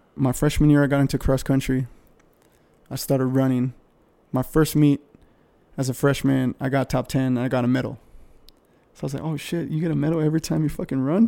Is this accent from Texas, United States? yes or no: yes; El Paso, Texas, United States; I grew up in El Paso.